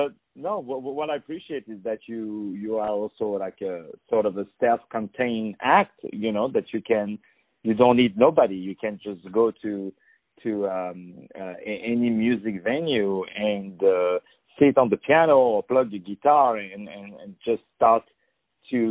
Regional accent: Paris, Île-de-France, France; in Paris, where I'm originally from.

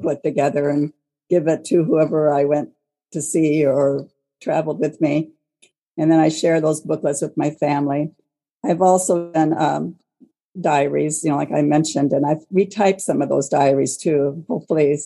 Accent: Portland, Oregon, United States; now in Longview, United States; I live in Longview, Washington, but I grew up in Portland, Oregon.

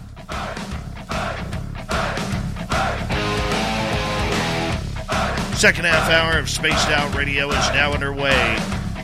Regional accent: Canada; I'm Canadian

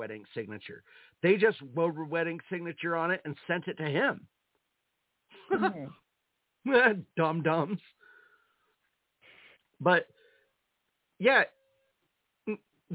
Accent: United States

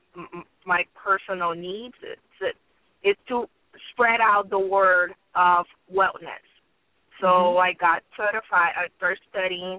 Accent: Brazil; moved away as an adult; I am from Brazil, right? I'm here, I would say, for 5 years.

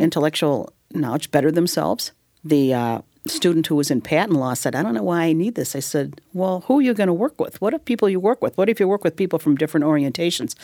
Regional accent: Illinois, United States; I'm from Illinois

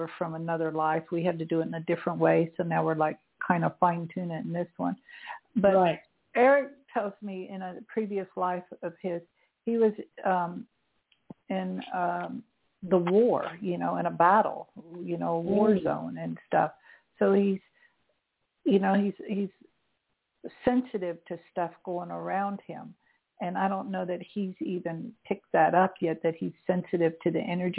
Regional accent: St. Petersburg, Florida, United States; moved away; I'm from St. Petersburg. My family still lives there.

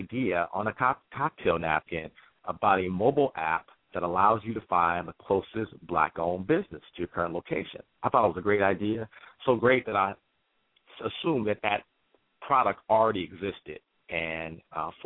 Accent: Detroit, Michigan, United States; now in New York, United States; I live in New York, but I'm born and raised in Detroit, Michigan.

